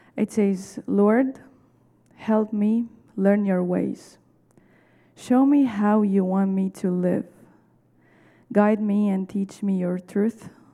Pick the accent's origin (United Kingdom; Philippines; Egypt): Egypt; moved away as an adult; now in Chicago, United States; I'm from Egypt.